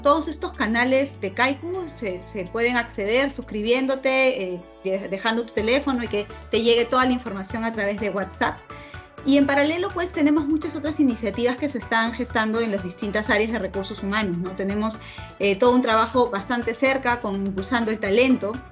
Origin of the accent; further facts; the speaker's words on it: Peru; como peruanos